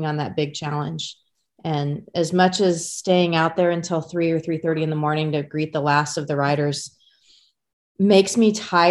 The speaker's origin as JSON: {"language": "English", "town": "Emporia", "region": "Kansas", "country": "United States", "tie": "born or raised there", "said": "Emporia is my hometown."}